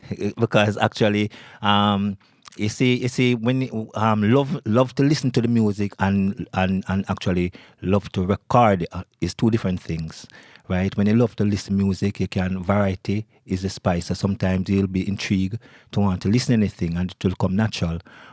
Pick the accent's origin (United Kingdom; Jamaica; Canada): Jamaica; I actually love the music, you know, because I'm from Jamaica, as I pointed out before.